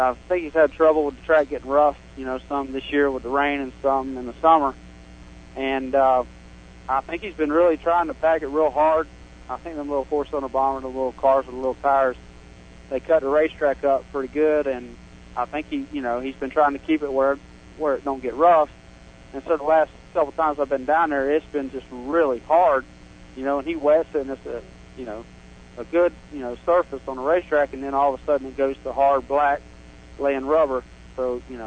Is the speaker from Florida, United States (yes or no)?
yes; Dover, Florida, United States; I'm from Dover, Florida, right here, Plant City.